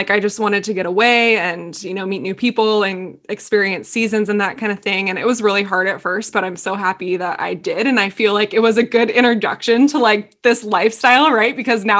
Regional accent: Southern California, United States; because we're both from Southern California

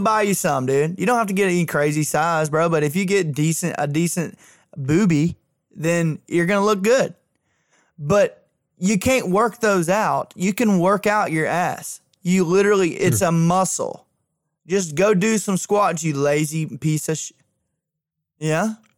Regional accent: Isabella / Thorsby, Alabama, United States; it's Isabella versus Thorsby in my hometown, and they're 1A schools

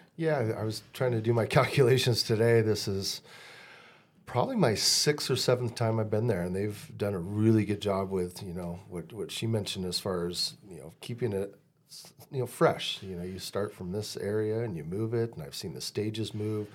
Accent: Deschutes County, Central Oregon, United States; I'm twenty miles away and this is my hometown fair

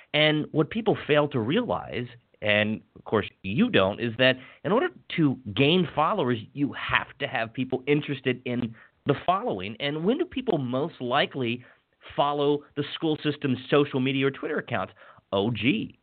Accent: WHAG's area, Maryland, United States; my hometown's um, local television station, WHAG

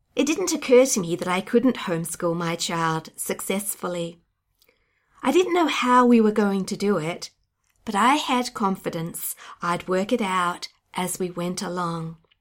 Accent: Australia; I'm an Australian unschooling blogger, YouTuber, and podcaster

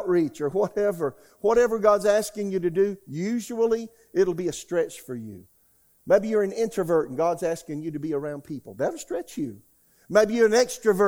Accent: United States; also born or lived in Oklahoma; now in Raleigh, United States; I'm an American

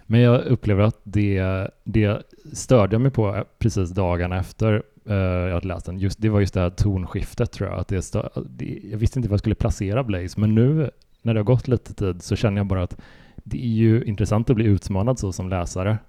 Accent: Sweden; som svensk

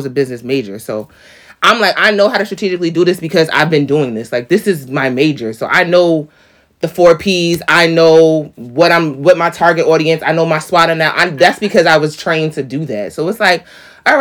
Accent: New York, United States; I'm a New York girl

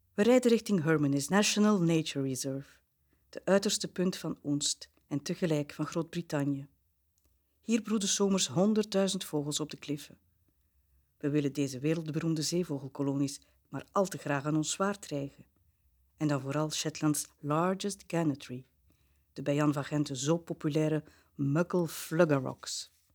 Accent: Bruges, Flanders, Belgium; ik ben een Bruggeling

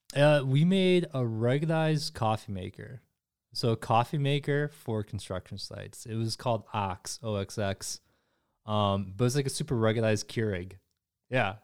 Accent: Grand Rapids, Michigan, United States; born or raised there; also born or lived in South Korea

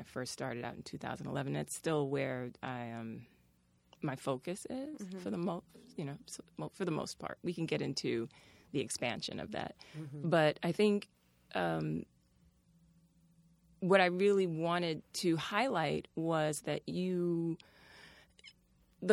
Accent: New York City, New York, United States; I was raised out in Brooklyn

